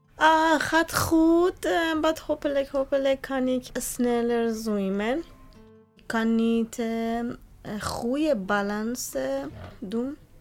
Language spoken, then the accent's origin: Dutch; Bandar Abbas, Hormozgan, Iran; Dutch is a second language; moved away as an adult; now in Netherlands; Ik ben van Zoutira. Ja, mijn stad, de naam eh, is Bandar Abbas.